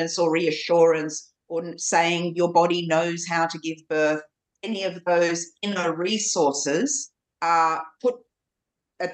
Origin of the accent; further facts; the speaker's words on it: Ballarat, Victoria, Australia; also born or lived in Kuwait; I grew up in Australia, in this very white Australia culture